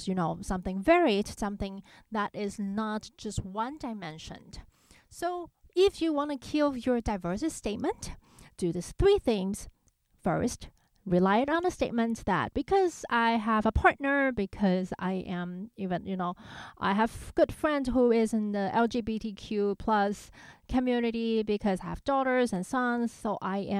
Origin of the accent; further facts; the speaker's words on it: Taiwan; moved away; growing up in Taiwan and I had most of my musical education there